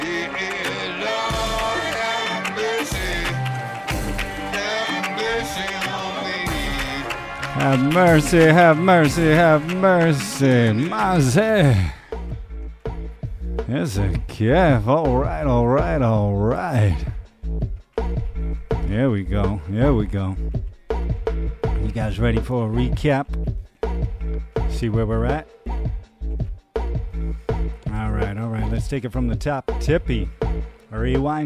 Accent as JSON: {"language": "English", "region": "New York", "country": "United States", "tie": "born or raised there", "moved": "yes", "lives_now": "Israel"}